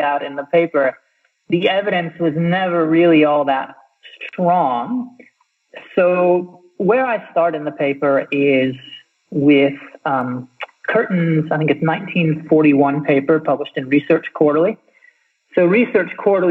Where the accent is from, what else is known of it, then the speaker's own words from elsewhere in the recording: United States; I'm American, so I went through all those school-based fitness tests.